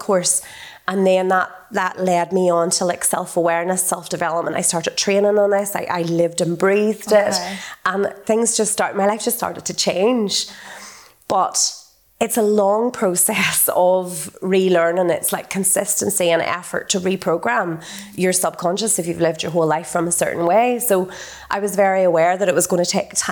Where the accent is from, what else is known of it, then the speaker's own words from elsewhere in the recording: North Antrim coast, Northern Ireland, United Kingdom; So I grew up in a one street village. I'm from the North Antrim coast, the most idyllic, beautiful upbringing.